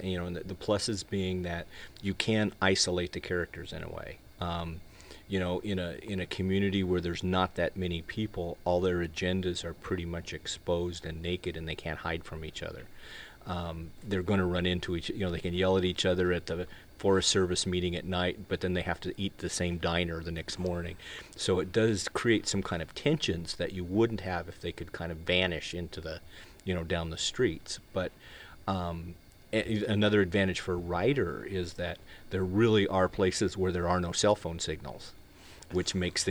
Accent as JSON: {"language": "English", "region": "Wyoming", "country": "United States", "tie": "born or raised there", "said": "the guy is a friend of mine that I grew up with in Wyoming"}